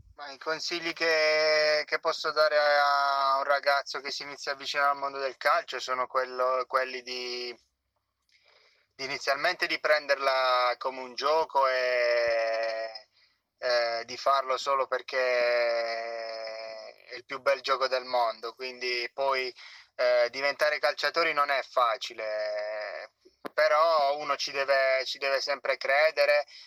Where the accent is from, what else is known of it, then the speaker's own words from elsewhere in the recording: Gioia del Colle, Apulia, Italy; una scuola calcio del, del mio paese a, a Gioia del Colle